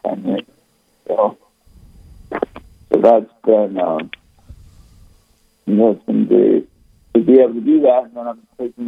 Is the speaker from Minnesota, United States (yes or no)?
yes; Rochester, Minnesota, United States; now in Fairmont, United States; grew up in Rochester, Minnesota, so I kind of grew up with confirmation classes